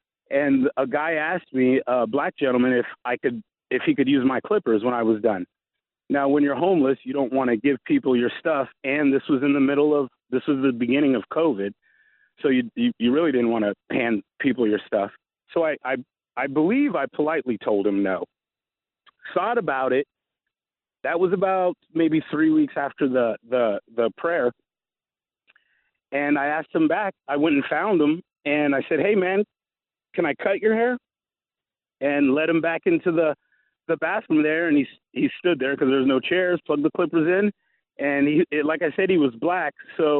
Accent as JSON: {"language": "English", "region": "the South", "country": "United States", "said": "I'm from the South, so I've always had a pretty good work ethic."}